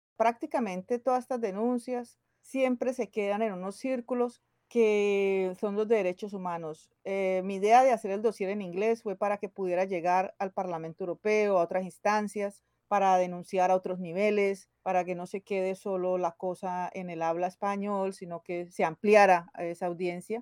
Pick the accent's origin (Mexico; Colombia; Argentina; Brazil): Colombia; Cali, Valle del Cauca; moved away as an adult; now in London, United Kingdom; soy de Cali, Colombia. Llevo aquí 22, 23 años.